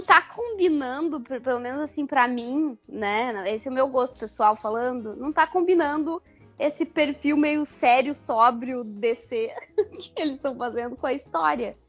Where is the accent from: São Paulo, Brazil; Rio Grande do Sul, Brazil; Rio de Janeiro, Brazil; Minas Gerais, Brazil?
Rio Grande do Sul, Brazil; Porto Alegre; eu que sou de Porto Alegre